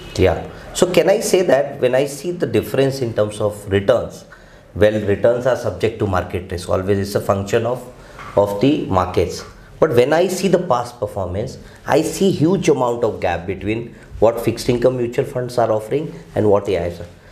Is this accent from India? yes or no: yes; India; we as an Indian